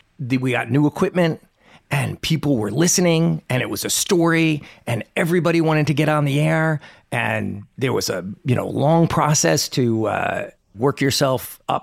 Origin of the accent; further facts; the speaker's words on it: New York City, New York, United States; now in Nashville, United States; I grew up in New York City